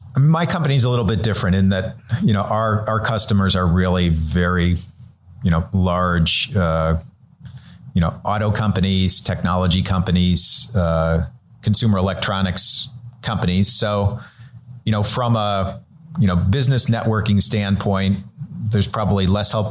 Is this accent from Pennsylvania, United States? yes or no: no; Cleveland, Ohio, United States; now in Los Angeles, United States; I'm originally from Cleveland, Ohio